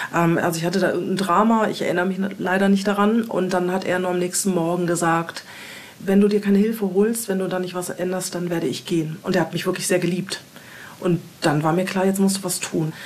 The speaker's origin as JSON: {"language": "German", "town": "Wiesbaden", "region": "Hesse", "country": "Germany", "tie": "born or raised there", "also_born_or_lived": "Hamburg, Germany", "moved": "as an adult", "lives_now": "Portugal"}